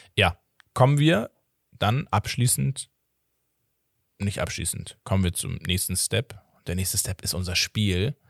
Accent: Portugal; ich als Portugiese

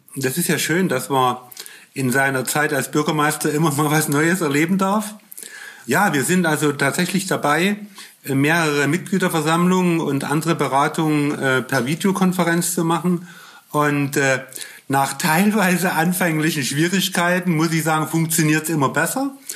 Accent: Germany; als Deutscher

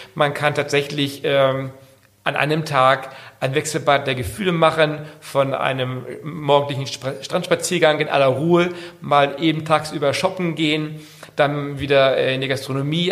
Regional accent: Sylt, Schleswig-Holstein, Germany; also born or lived in near Kiel; ich bin gebürtiger Sylter, bin hier auf der Insel auch groß geworden

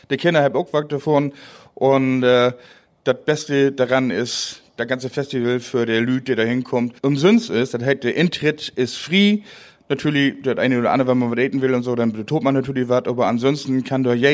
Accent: Northern Germany, Germany; first language Low German; es ist einfach meine Muttersprache. Und ja, was begeistert jemanden an seiner Muttersprache? Das ist einfach, ich spreche die gern, ich fühle mich wohl in der Sprache und finde, dass man im Plattdeutschen so manche Dinge einfacher

